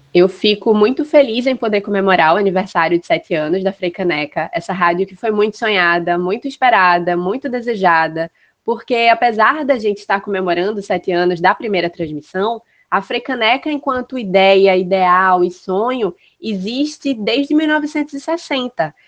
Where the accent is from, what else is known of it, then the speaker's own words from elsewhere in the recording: Recife, Pernambuco, Brazil; eu sou recifense